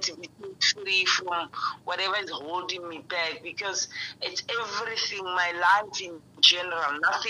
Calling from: Tembisa, Gauteng, South Africa; I live in Timbis, just after Midrand.

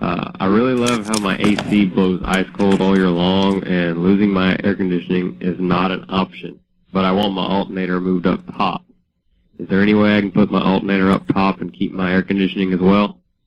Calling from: Conroe, Texas, United States; I'm calling from Conroe, Texas, calling from my job here at the country club.

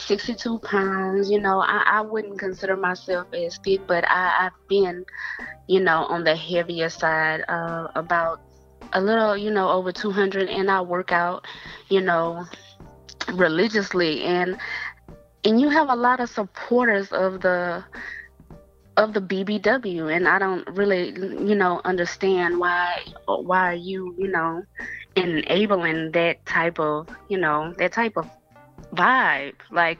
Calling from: Dallas, Texas, United States; I'm calling from Dallas.

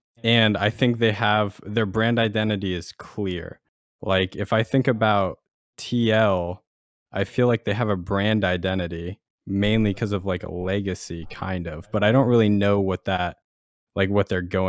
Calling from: Washington, District of Columbia, United States; Washington, D.C. area.

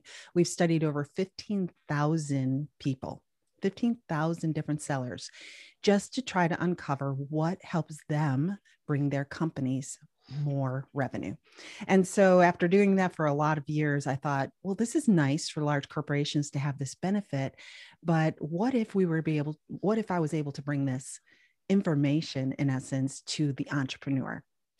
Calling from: Raleigh, North Carolina, United States; I'm coming from Raleigh, North Carolina. And it is a beautiful time of year here.

